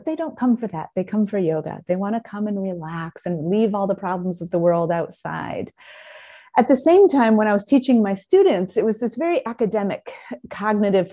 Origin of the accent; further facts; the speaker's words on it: South Bend, Indiana, United States; moved away as an adult; also born or lived in Southern California; I grew up in South Bend, and kind of a conventional childhood and all